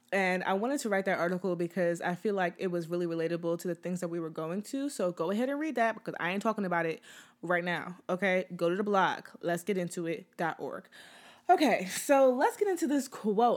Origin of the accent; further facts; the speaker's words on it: United States; I'm from America, from the US